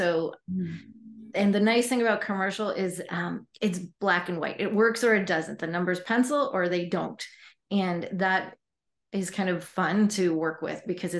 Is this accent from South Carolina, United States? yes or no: no; Poulsbo, Washington, United States; also born or lived in Sun Valley, Idaho / Virginia / New York City; I lived in Virginia and New York City, and I grew up in Paulsboro, outside of Seattle, Washington. And also then in high school, my parents moved to Sun Valley, Idaho, and they're still there.